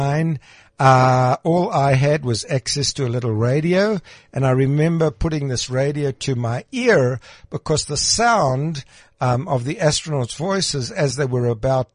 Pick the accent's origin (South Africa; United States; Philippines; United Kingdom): South Africa; Krugersdorp, Gauteng; When I grew up in Krugersdorp